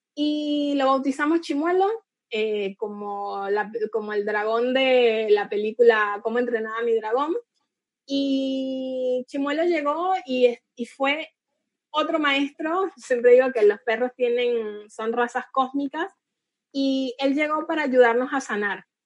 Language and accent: Spanish; Venezuela; moved away as an adult; now in Argentina; yo soy venezolana y la mayor parte de mi familia está en Venezuela y hace ya siete años que estoy acá en Argentina